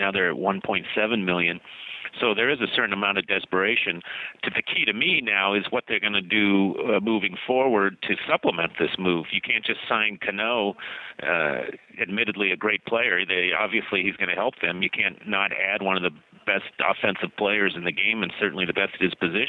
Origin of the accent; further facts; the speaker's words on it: Southern California, United States; moved away as an adult; now in Seattle, United States; I grew up in Southern California as a fanatical Dodger fan